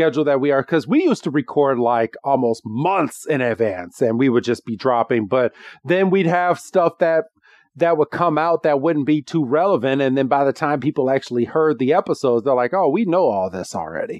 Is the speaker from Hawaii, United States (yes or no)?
no; Illinois, United States; we're from the Illinois area